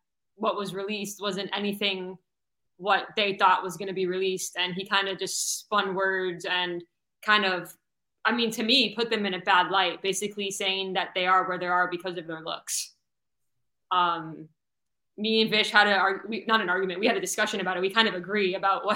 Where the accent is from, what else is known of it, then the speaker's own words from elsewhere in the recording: South Florida, United States; my two hometown teams of the Miami Heat and Florida Panthers